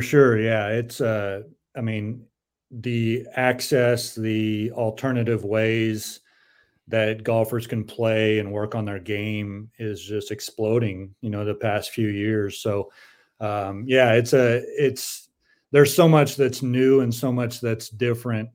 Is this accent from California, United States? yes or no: yes; San Diego, California, United States; I grew up in San Diego